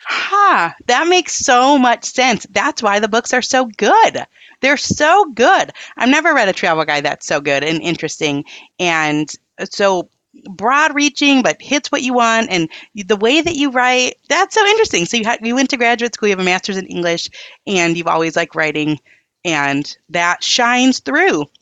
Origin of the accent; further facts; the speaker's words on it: Upper Peninsula of Michigan, United States; we're in my hometown here